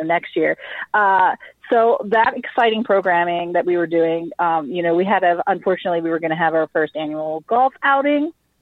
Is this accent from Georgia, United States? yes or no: no; McKeesport, Pennsylvania, United States; now in White Oak, United States; I am born and raised in McKeesport, and I'm currently living in White Oak